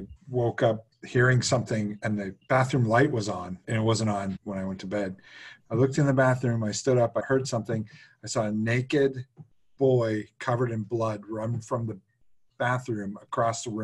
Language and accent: English; outside of Pittsburgh, Pennsylvania, United States; I grew up outside of Pittsburgh